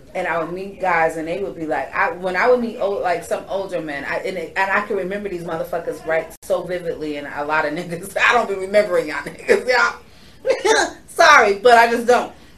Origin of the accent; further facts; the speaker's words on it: New York, United States; I am from New York